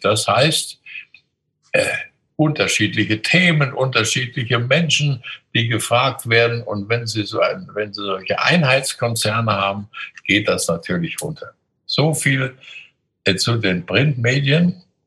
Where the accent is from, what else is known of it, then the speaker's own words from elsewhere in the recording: Coburg, Bavaria, Germany; In meiner Jugend bin ich in der Stadt Coburg jeden Tag zum Gymnasium gegangen durch die Mohrenstraße